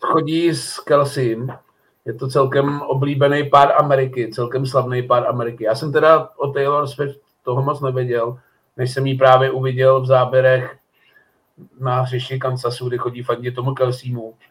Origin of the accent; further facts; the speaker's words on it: Týnov, northern Bohemia, Czechia; moved away; já mám spoustu známých tam na severu, protože jsem z Týnova